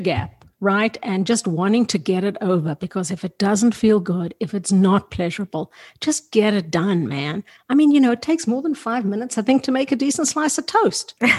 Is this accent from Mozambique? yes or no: no; South Africa; I grew up in South Africa that was really sexually repressive